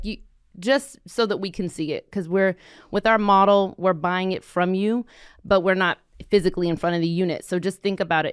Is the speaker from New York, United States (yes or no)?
no; Fort Worth, Texas, United States; we grew up here in Fort Worth